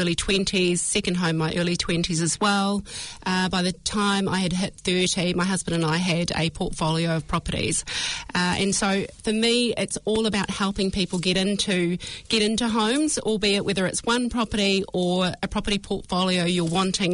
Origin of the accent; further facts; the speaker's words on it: Hawke's Bay, New Zealand; I grew up in Hawke's Bay